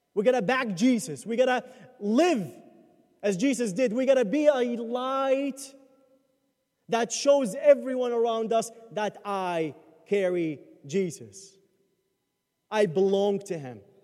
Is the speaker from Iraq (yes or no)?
yes; Baghdad, Baghdad Governorate, Iraq; moved away; I grew up in Baghdad, where Christians are minority